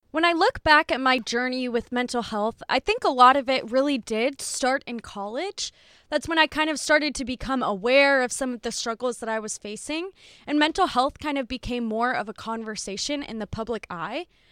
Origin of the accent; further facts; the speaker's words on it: Dubuque, Iowa, United States; I would drive back to Dubuque, which is where I'm from